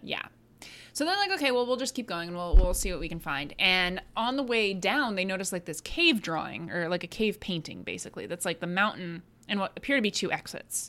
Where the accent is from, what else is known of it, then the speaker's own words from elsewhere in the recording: United States; I'm American.